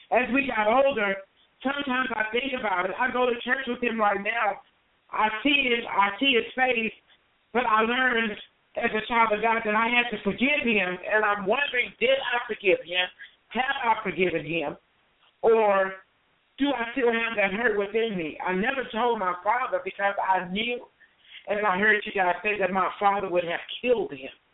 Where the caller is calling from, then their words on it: Las Vegas, Nevada, United States; I'm calling from Las Vegas, Nevada